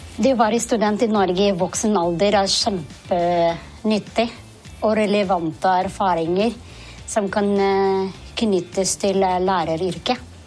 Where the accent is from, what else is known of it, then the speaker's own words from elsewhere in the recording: Philippines; Norwegian is a second language; moved away as an adult; now in Norway; Jeg kom opprinnelig fra Filippinene